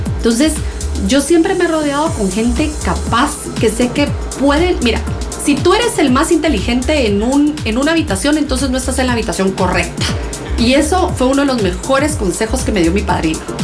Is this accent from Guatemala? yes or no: yes; Guatemala; also born or lived in Barcelona, Spain; yo como buena chapina